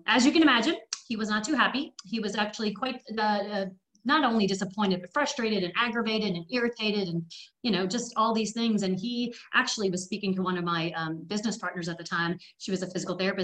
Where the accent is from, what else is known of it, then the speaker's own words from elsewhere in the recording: Canada; also born or lived in England; now in Tennessee, United States; I was born in England and raised in Canada, and now living in Hookville, Tennessee